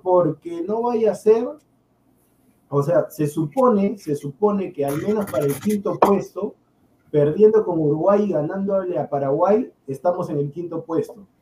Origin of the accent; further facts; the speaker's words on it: Peru; soy peruano